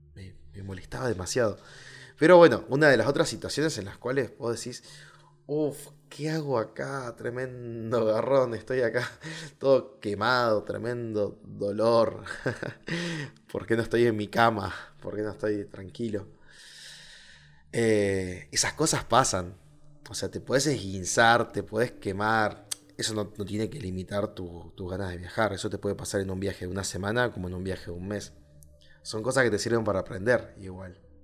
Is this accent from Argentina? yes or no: yes; Argentina; Punta Arenas, que es una ciudad que está muy cerca de, mi ciudad natal. O sea, del lado de Chile a 200 kilómetros está 300 kilómetros más o menos está mi ciudad en Argentina